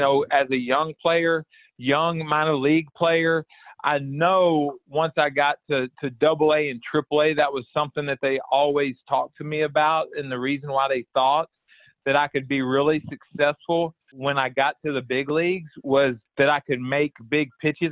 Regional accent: Houston, Texas, United States; born or raised there

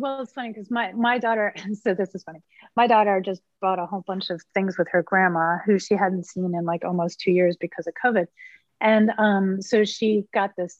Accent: Philadelphia, Pennsylvania, United States; I'm from Philly

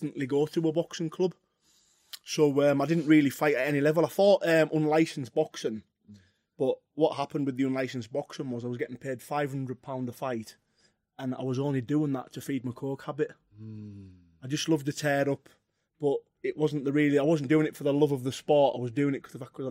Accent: Carlisle, North West England, United Kingdom; where I'm from, Harraby, it was really rough when I was young

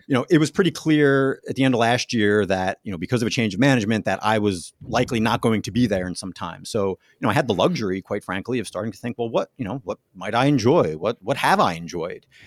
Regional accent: New Jersey, United States; moved away; also born or lived in Pittsburgh; growing up in New Jersey, uh, going to Notre Dame

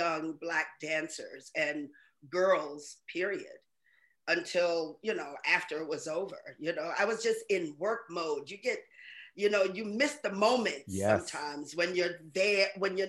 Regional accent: New York City, New York, United States; I grew up in Harlem

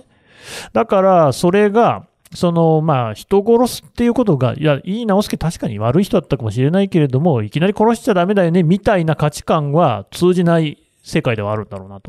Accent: Aichi, Japan; 愛知県民の私としては

